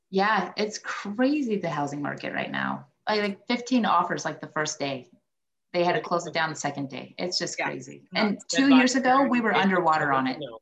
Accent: the West, United States; now in East Coast, United States; I grew up in the West

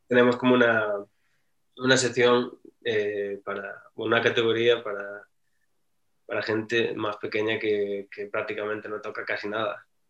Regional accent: Galicia, Spain; moved away; also born or lived in France; yo que soy de Galicia

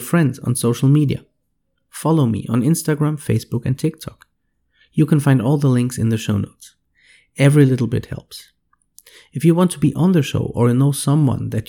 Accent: Siegen, North Rhine-Westphalia, Germany; now in Monterrey, Mexico; my hometown, Siegen in Germany

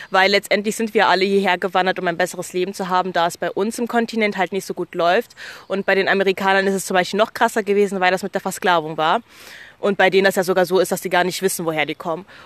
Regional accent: Germany; born there; deshalb würde ich schon bezeichnen, dass Deutschland meine Heimatstadt ist allgemein, weil ich einfach hier geboren wurde.

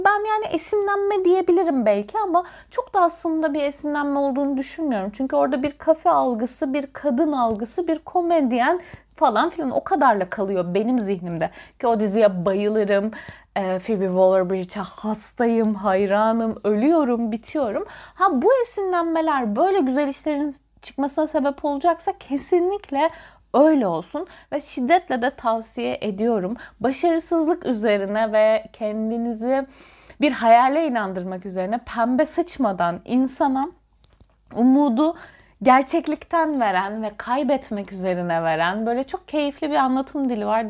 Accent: Antalya, Turkey; ben bir Antalyalıyım.

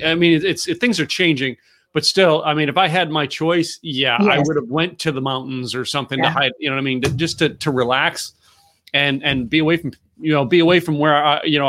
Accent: the Poconos, Pennsylvania, United States; I grew up in the Poconos

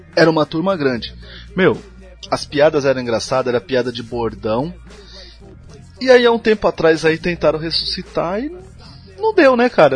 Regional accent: Brazil; pra nossa como brasileiro

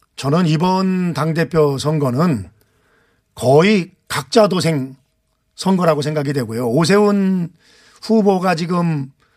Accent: Anseong, Gyeonggi Province, South Korea; 안성 출신 국회 환경노동위원장

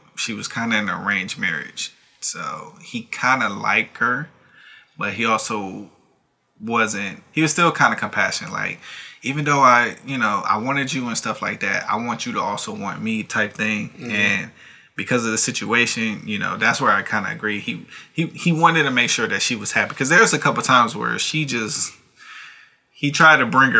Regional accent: United States; as American

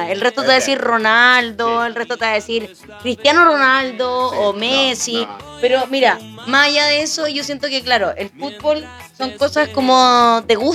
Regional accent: Chile; Jorge, después de tirarnos muchas flores como chilenos

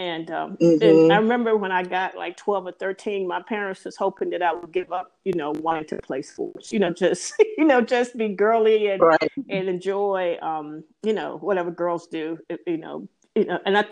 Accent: Danville, Virginia, United States; also born or lived in DC, Maryland, Virginia area; now in DC area, United States; a little girl growing up in Danville

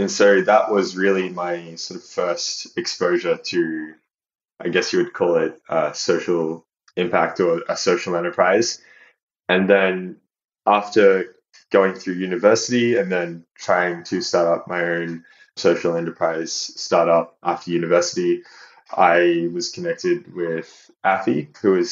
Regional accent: Australia; moved away as an adult; also born or lived in Phnom Penh, Cambodia / China / Portugal; now in Leeds, United Kingdom; being Australian, naturally, Southeast Asia was kind of on our doorstep

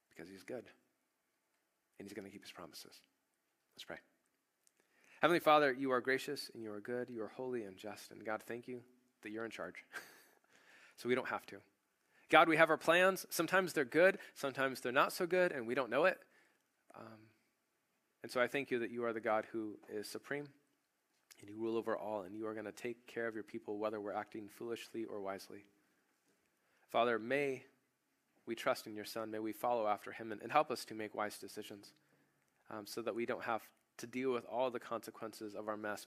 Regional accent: United States; I'm an American

